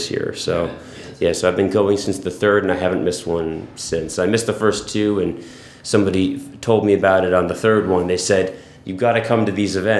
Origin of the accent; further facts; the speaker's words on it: Hackettstown, New Jersey, United States; Same area, Hackettstown. I've lived pretty much there my entire life